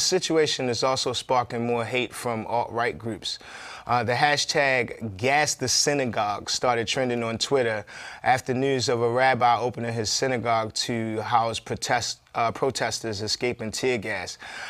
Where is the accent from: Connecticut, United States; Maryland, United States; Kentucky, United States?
Maryland, United States; Baltimore; Now I'm from Baltimore